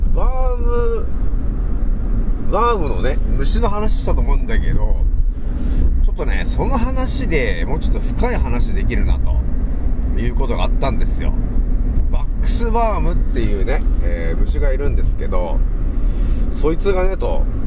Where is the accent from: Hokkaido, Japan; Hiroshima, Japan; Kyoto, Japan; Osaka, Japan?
Hokkaido, Japan; now in Saitama, Japan; 子供の頃は、まあ、北海道にいたわけだね